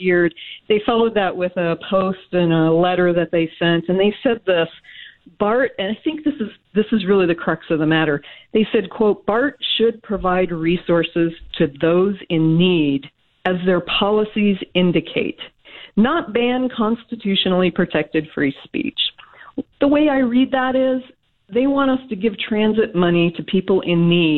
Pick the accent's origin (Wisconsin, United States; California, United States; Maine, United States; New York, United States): California, United States; Sacramento; I am from Sacramento